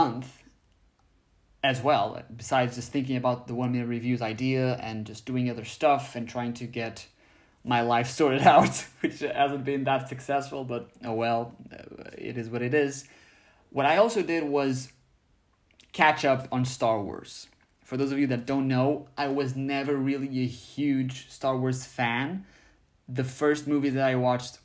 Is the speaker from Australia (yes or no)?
no; Portugal; in my home country of Portugal